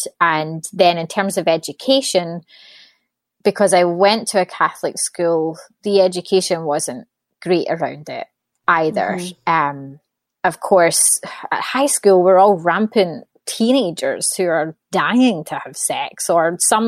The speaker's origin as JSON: {"language": "English", "region": "Scotland", "country": "United Kingdom", "tie": "born or raised there", "moved": "yes", "said": "So I was born and raised in Scotland. Don't live there anymore. So I would say my accent's definitely died down a little bit."}